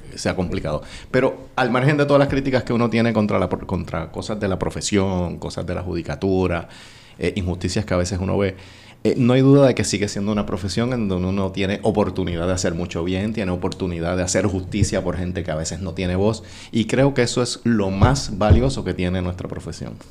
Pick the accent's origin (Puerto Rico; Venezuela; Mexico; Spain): Puerto Rico; Corozal; also born or lived in Bayamón / Dorado / San Juan; now in Guaynabo, Puerto Rico; yo soy natural de Corozal y viví en ese pueblo hasta los 13 años. Y entonces en ese momento nos mudamos a Bayamón